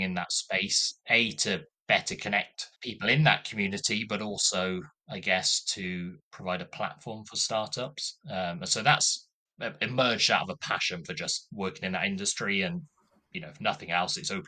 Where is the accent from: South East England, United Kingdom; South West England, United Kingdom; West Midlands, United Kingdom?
West Midlands, United Kingdom; Coventry; moved away as an adult; now in Cardiff, United Kingdom; So I'm from Coventry originally. Yeah, spent all my life in Coventry up to the age of 18